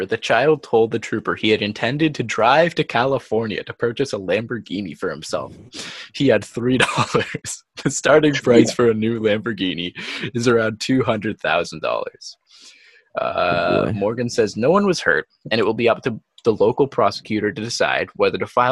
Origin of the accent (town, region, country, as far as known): Ontario, Canada